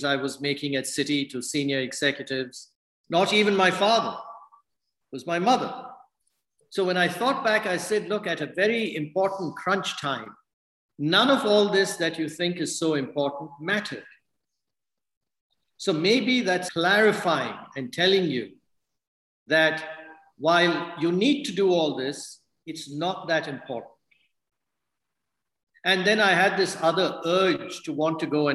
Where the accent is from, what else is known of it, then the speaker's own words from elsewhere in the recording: India; moved away; I'm from India